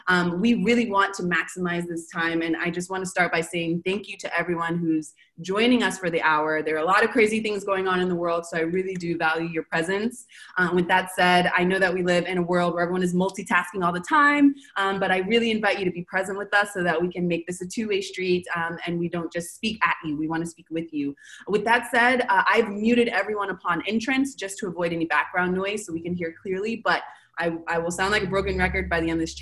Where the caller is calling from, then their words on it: Argentina; So I'm calling from Argentina.